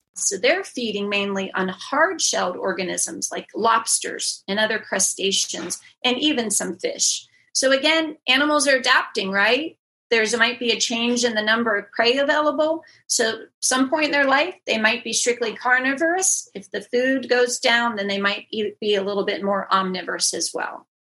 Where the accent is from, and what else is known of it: just outside of Pittsburgh, Western Pennsylvania, United States; born or raised there; moved away as an adult; also born or lived in Houston